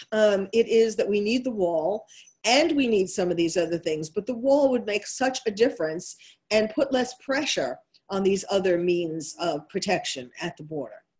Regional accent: New York, United States; accent: New York; that's my New York accent coming through

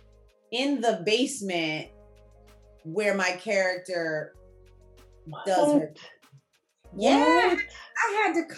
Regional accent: Newark, New Jersey, United States; I was born in Newark, educated there my whole life, you know, from kindergarten to high school

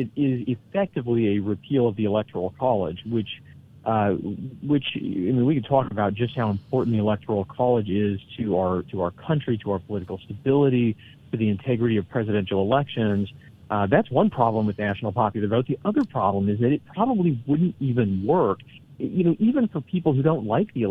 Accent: Washington, United States; moved away; I grew up in Washington State

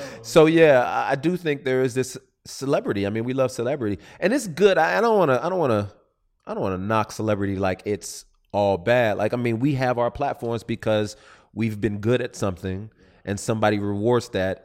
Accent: Southern California, United States; I'm from Southern California

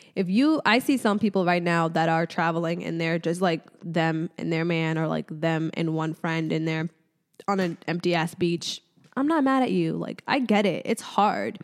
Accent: Casablanca, Casablanca-Settat, Morocco; I was born in Casablanca, Morocco

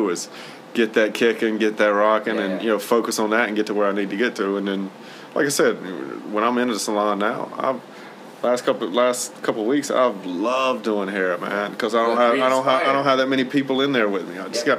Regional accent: United States; I'm American.

